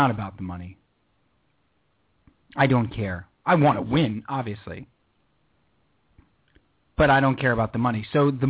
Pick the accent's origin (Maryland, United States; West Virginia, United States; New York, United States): New York, United States; And I'm from New York, and I lost my dialect a long time ago.